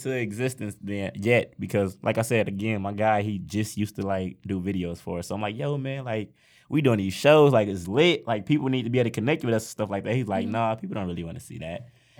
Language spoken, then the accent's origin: English; Saginaw, Michigan, United States; now in Detroit, United States; I've been staying in Saginaw my whole life.